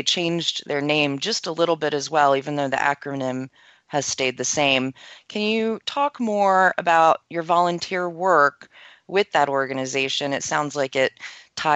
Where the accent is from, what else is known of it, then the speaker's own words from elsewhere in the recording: United States; moved away; I'm originally from the Maryland, D.C. area.